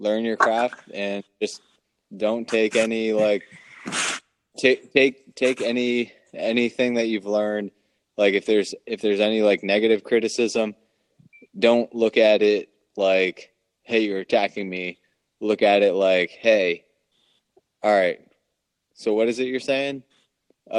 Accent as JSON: {"language": "English", "region": "Maryland", "country": "United States", "said": "we're from Maryland"}